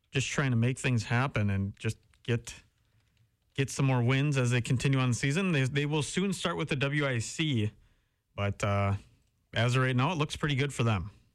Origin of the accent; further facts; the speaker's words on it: Howard, Wisconsin, United States; That's where I'm from, up in the pier. I'm from Howard